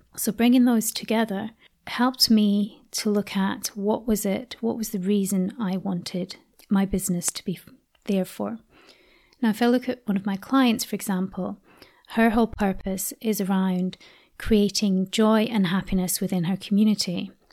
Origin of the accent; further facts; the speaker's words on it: Scotland, United Kingdom; I was brought up in Scotland from the age of ten